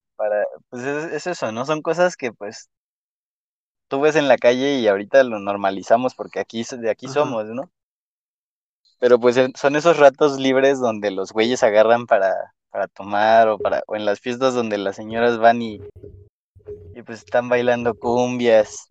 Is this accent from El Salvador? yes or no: no; Mexico City, Mexico; soy chilango, bueno, soy, soy de la Ciudad de México